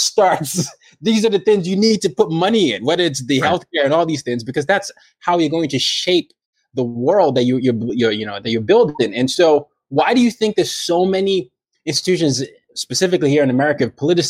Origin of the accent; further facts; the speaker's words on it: Nigeria; me as a Nigerian